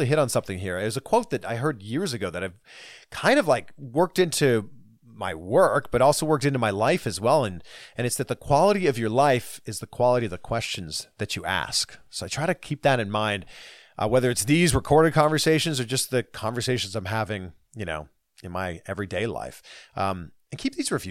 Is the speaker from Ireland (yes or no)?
no; Canada; my home country of Canada